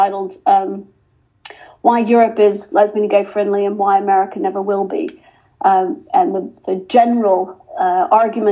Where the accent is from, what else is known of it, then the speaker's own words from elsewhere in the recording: Texas Panhandle, United States; moved away as an adult; now in United Kingdom; My father was a social justice Methodist preacher in the Texas Panhandle, and I grew up in the Methodist Church